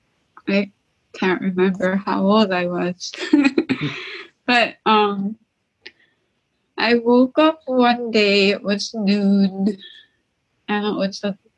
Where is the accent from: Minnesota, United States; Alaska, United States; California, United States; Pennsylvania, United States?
Alaska, United States; St. Lawrence Island; now in Nome, United States; I'm from St. Lawrence Island in Alaska, but I live in Nome